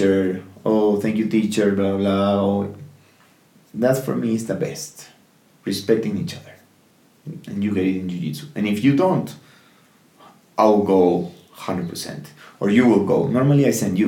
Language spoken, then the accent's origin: English; Peru; I'm from here, like, I'm from Peru